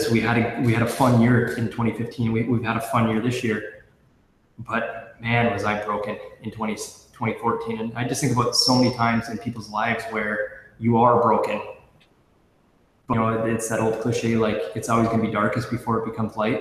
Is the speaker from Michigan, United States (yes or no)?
no; St. Cloud, Minnesota, United States; I'm from St. Cloud. I'm born and raised, love the city.